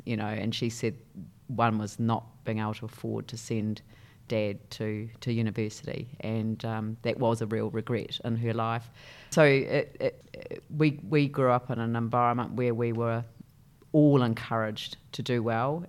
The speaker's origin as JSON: {"language": "English", "town": "Christchurch", "region": "Canterbury", "country": "New Zealand", "tie": "born or raised there", "said": "I grew up in a place called, uh, Papa Nui"}